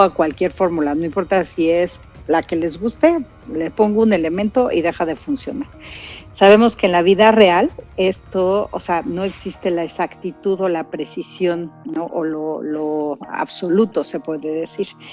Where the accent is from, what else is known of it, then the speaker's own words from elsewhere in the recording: Querétaro, Mexico; nuestra lengua natal de Querétaro